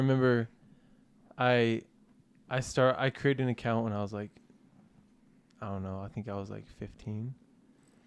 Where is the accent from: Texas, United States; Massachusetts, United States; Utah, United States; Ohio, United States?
Utah, United States; Orem; also born or lived in Provo, Utah; Born in Provo, Utah. Raised in Orem